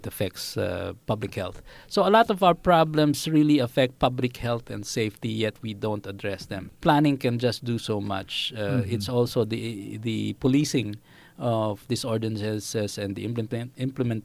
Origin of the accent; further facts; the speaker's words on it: Quezon City, Metro Manila, Philippines; moved away as an adult; also born or lived in Singapore; I grew up in Project 4.